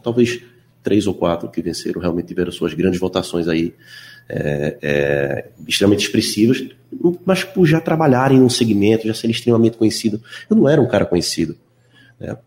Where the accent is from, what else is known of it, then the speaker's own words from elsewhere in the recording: Recife, Pernambuco, Brazil; do bairro onde eu nasci, onde fui criado